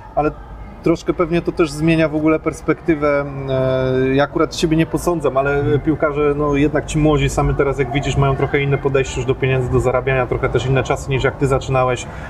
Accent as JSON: {"language": "Polish", "area": "near Pabianice", "region": "Łódź Voivodeship", "country": "Poland", "said": "ja też pochodzę tutaj z niedaleka"}